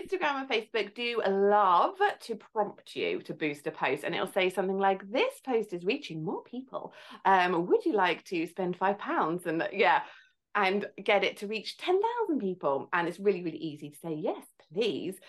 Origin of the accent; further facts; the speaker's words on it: Farnham, South East England, United Kingdom; I'm from Farnham in Surrey, near London.